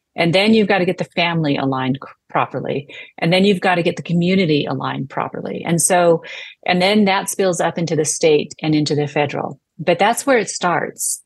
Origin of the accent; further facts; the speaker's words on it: United States; as an American